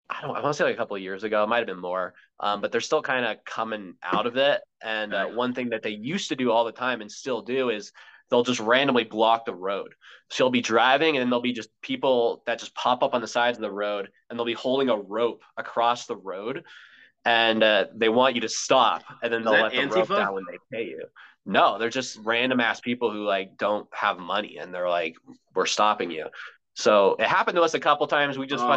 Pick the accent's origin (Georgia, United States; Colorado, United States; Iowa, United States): Colorado, United States; Yeah, well, since I grew up in Colorado, honestly, like anything mountains